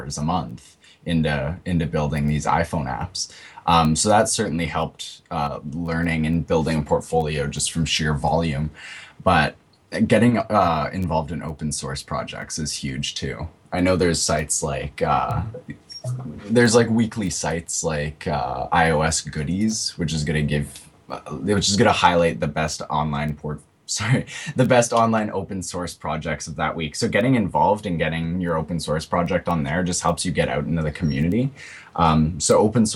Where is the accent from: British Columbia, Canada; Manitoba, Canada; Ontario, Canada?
Manitoba, Canada; Winnipeg; I'm from Winnipeg, which is a big place in Canada